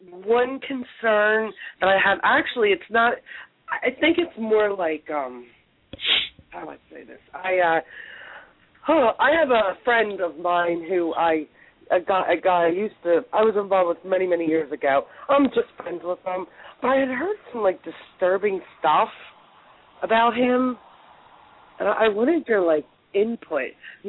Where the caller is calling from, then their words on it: Pennsylvania, United States; I'm calling from Pennsylvania.